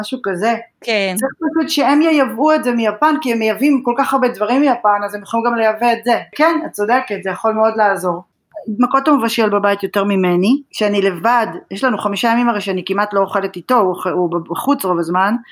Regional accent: Israel; moved away as an adult; now in Japan; אני לא יכולה להתכחש למקום שממנו באתי ומאיפה נולדתי, ואני גאה להיות ישראלית

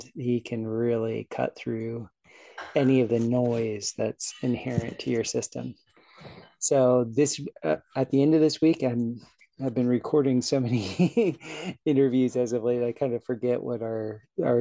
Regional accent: South Florida, United States; growing up in South Florida

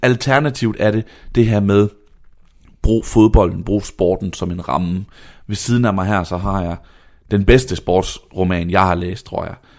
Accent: Vejle, Southern Denmark, Denmark; jeg er fra Vejle

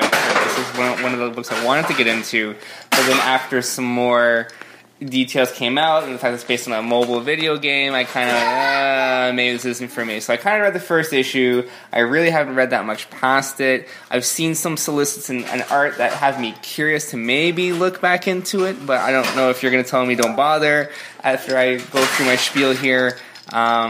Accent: Canada; being Canadian

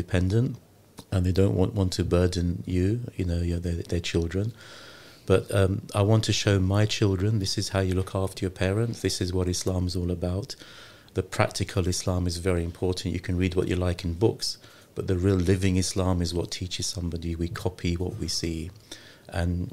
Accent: London, United Kingdom; moved away; also born or lived in Lahore, Pakistan; I was born in Lahore in Pakistan, yeah. But I was raised in London. I came here when I was one.

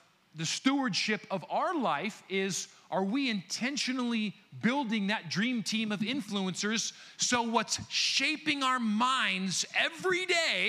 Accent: United States; I am an American born and raised

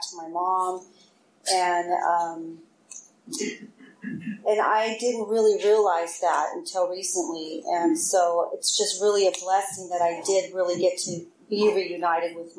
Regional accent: Oakland, California, United States; I grew up in Oakland

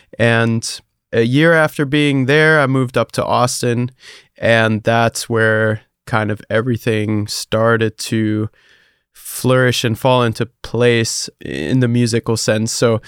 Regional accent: Hesse, Germany; I grew up in Germany, close to Frankfurt. So, you know, not a very popping music scene over there.

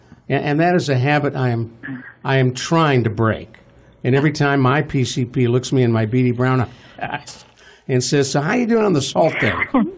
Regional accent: Cleveland, Ohio, United States; As a kid, when I was growing up in Cleveland, Ohio

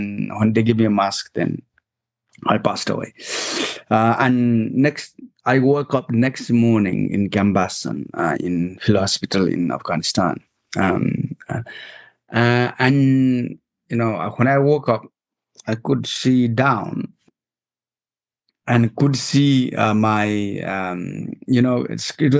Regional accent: Nepal; moved away as an adult; I grew up in Nepal

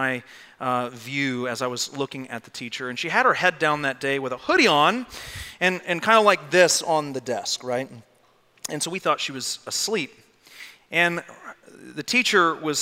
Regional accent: Arlington, Texas, United States; I grew up in Arlington, Texas.

